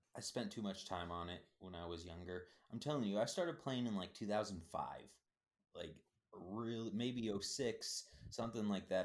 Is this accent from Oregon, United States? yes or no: no; Minnesota, United States; I'm from Minnesota